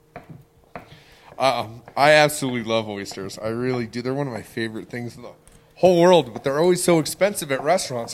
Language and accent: English; Iowa, United States; moved away; I grew up on a farm in Iowa, uh, out in the country